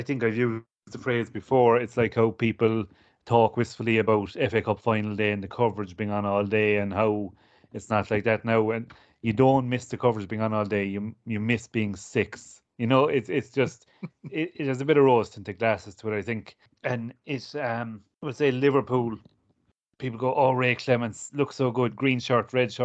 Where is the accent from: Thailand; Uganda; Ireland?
Ireland; I'm Irish and I grew up watching Gaelic